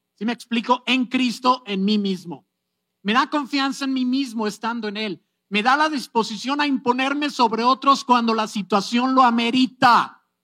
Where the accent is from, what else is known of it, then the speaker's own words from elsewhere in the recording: Mexico; Estoy siendo muy mexicano